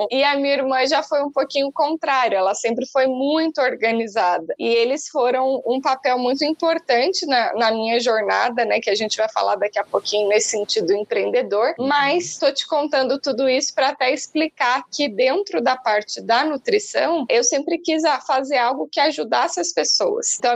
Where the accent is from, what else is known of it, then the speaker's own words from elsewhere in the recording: São Paulo, Brazil; born there; accent: mixed; also born or lived in Alfenas, Brazil; nasci no interior de São Paulo, mas eu fiz a faculdade na Federal de Alfenas, em Minas Gerais. Então, o sotaquezinho que vocês vão ver aqui hoje é meio que um ajuntado de, de lugares que já morei aí em mais de, de 15 cidades.